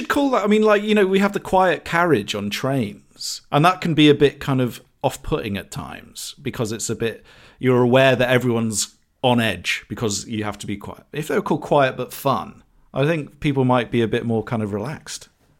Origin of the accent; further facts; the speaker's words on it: United Kingdom; which for some reason I find kind of particularly British, but maybe that's just because I am British